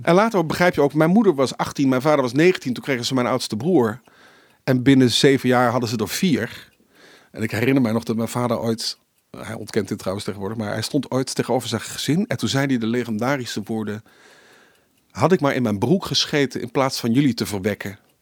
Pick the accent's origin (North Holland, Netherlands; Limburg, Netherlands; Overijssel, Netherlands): Limburg, Netherlands; En dan moet je als Limburgse jongen, eh, je doet eerst voor je gedoopt, dan doe je de communie en dan het vormsel.